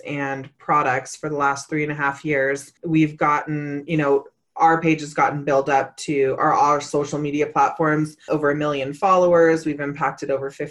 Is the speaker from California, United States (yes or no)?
yes; Northern California, United States; I'm originally from Northern California.